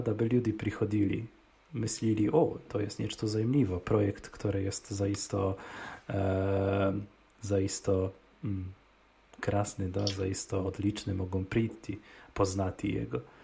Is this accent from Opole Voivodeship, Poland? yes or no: yes; Opole Voivodeship, Poland; U nas w Opolskie